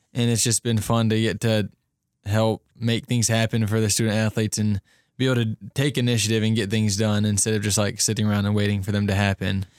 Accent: Cincinnati, Ohio, United States; moved away; I'm a junior from Cincinnati, Ohio

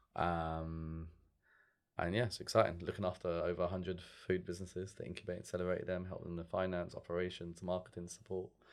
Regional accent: London, United Kingdom; I'm from London

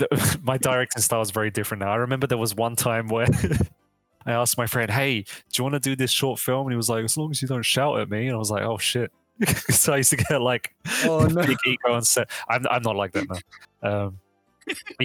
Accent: London, United Kingdom; now in Sacramento, United States; I'm from London

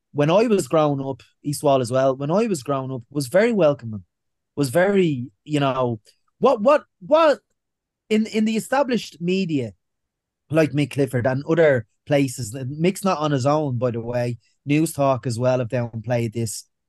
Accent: Ireland; we as Irish people

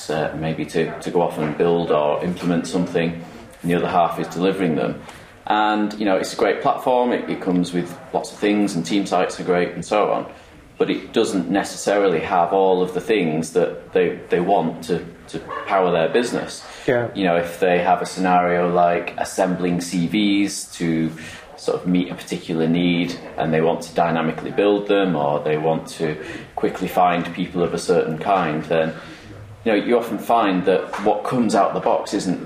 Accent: Manchester, North West England, United Kingdom; accent: Mancunian; I still have this this weird Mancunian accent.

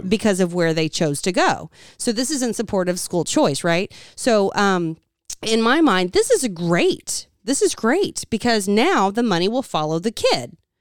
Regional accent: United States; I'm an American.

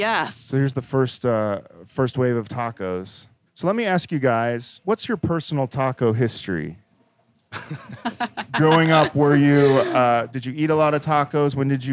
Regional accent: Kansas City, United States; Royals were huge growing up in Kansas City as a kid.

